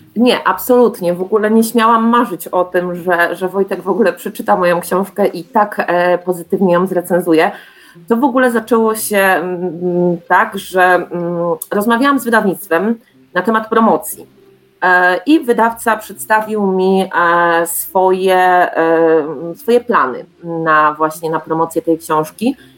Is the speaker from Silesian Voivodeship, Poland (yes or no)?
yes; Czeladź, Silesian Voivodeship, Poland; ja pochodzę z Czeladzi